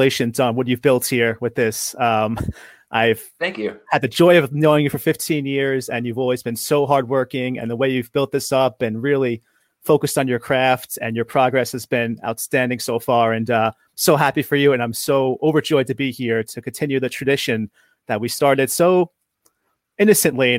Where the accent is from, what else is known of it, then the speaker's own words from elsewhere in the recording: New York, United States; moved away as an adult; also born or lived in Boston; I'm from New York.